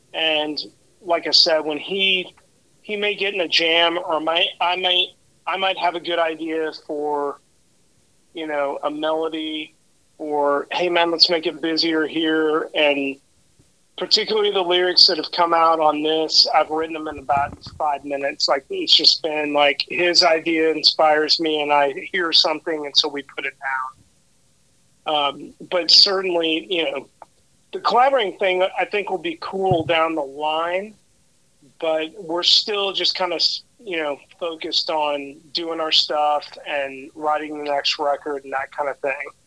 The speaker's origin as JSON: {"language": "English", "region": "Oklahoma", "country": "United States", "tie": "born or raised there", "moved": "yes", "lives_now": "Dallas, United States", "said": "my friend John Snodgrass, that I grew up with in Oklahoma"}